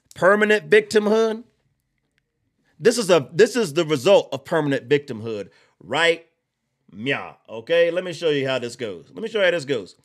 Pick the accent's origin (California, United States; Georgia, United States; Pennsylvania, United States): Georgia, United States; I'm from Georgia.